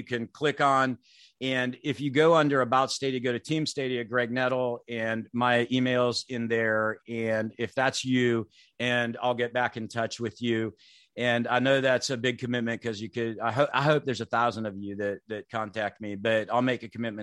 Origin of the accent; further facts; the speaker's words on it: Clinton, United States; that little church I grew up in Clinton, 200 people